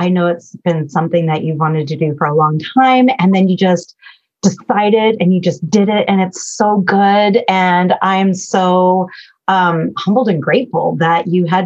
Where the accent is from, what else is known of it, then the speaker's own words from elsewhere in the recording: Bay Area, California, United States; I was born in the Bay Area in California